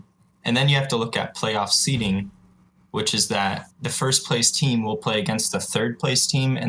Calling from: South Florida, United States; I'm calling from South Florida.

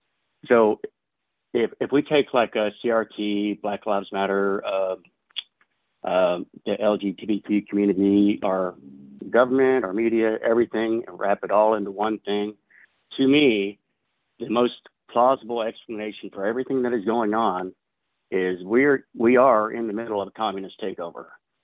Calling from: Waco, Texas, United States; from Waco, Texas.

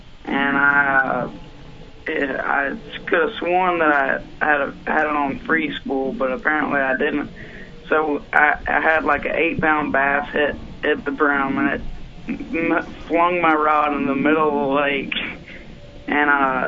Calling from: Birmingham, Alabama, United States; from Birmingham.

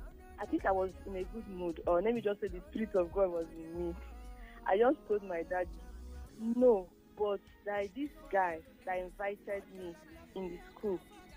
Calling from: Italy; I'm calling from Italy.

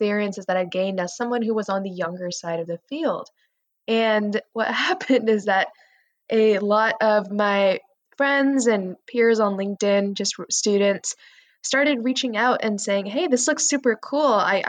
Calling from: Northern California, United States; I'm calling in from Northern California right now.

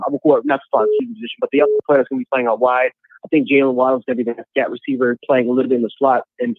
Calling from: Buffalo, New York, United States; from Buffalo, man.

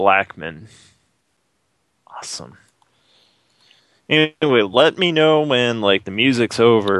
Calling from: Quebec, Canada; I'm calling from Quebec.

